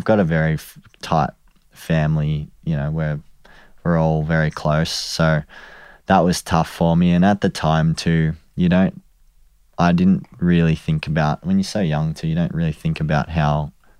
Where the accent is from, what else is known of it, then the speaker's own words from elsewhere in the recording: Warrandyte, Victoria, Australia; Yeah, so I grew up in Warrandyte, so out a little bit out of the city.